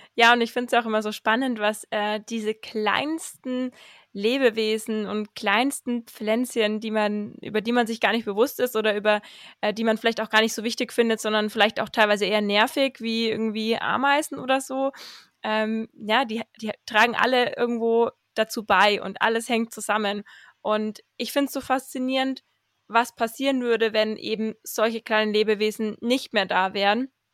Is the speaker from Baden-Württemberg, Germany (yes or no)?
no; Fürth district, Bavaria, Germany; born or raised there